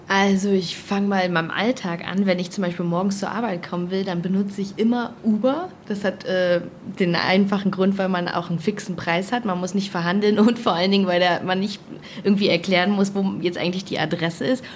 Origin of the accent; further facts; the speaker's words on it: Germany; bei uns in Deutschland